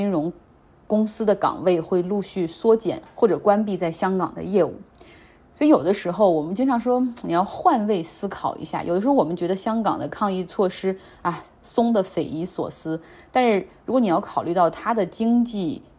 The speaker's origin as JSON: {"language": "Chinese", "country": "China", "said": "那现在因为疫情的管控，在我们大陆人看来，哎呀，你已经不算严格了"}